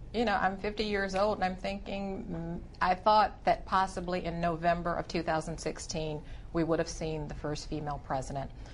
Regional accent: Michigan, United States; I grew up in Michigan

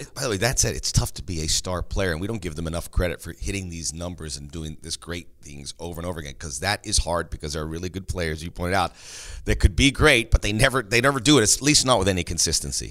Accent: Los Angeles, California, United States; moved away; also born or lived in East Coast / Miami; I'm from

